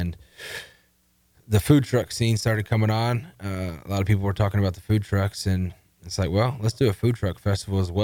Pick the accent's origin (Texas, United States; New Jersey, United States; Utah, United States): Texas, United States; The Woodlands; also born or lived in South Carolina; born and raised in the Woodlands, Texas